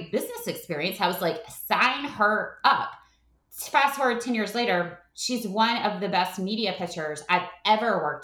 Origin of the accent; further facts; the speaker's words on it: North Carolina, United States; moved away as an adult; now in Atlanta, United States; my husband's from Baltimore and I grew up in North Carolina